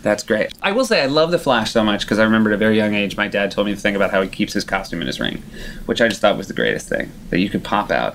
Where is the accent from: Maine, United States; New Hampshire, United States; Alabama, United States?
New Hampshire, United States; southern; I grew up in southern New Hampshire